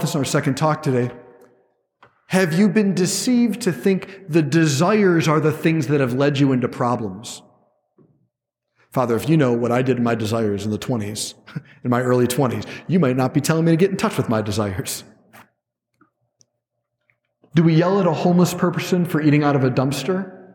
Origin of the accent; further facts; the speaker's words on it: Cleveland, Ohio, United States; I'm a guy from Cleveland